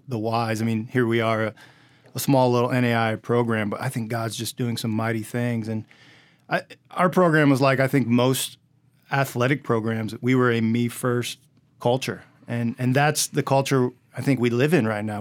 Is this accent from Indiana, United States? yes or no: yes; Indiana, United States; I grew up in Indiana